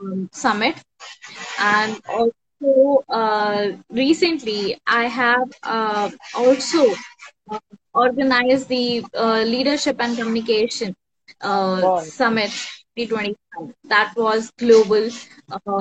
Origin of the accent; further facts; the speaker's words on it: India; I'm from India